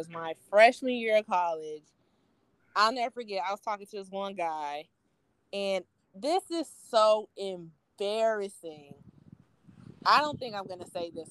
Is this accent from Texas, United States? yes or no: yes; Plano, Texas, United States; also born or lived in Dallas, Texas; now in Georgia, United States; I grew up in Plano, Texas